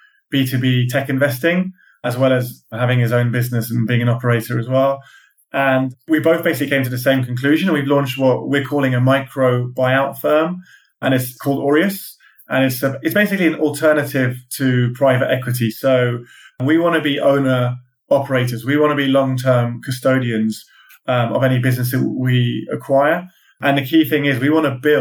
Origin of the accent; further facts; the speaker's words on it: London, United Kingdom; also born or lived in California; I'm a Londoner